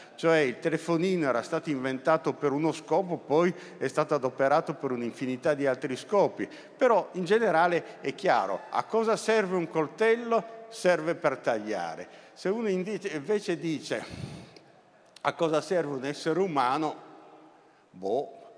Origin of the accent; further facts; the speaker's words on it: Turin, Piedmont, Italy; essendo torinese, eh, quando la scuola mi portava al museo egizio